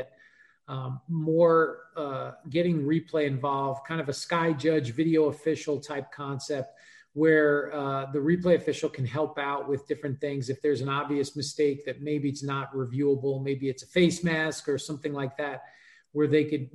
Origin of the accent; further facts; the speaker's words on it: New York, United States; I grew up in New York.